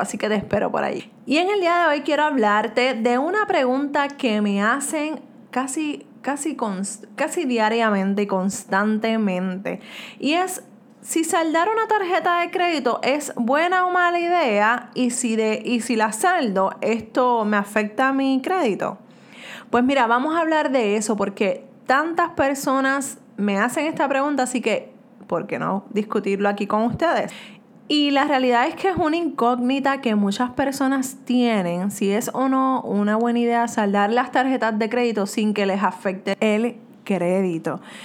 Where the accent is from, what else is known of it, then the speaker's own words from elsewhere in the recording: Puerto Rico; soy de Puerto Rico